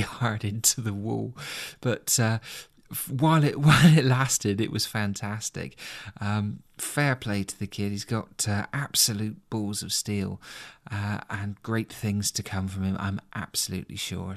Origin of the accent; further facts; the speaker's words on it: United Kingdom; being a Brit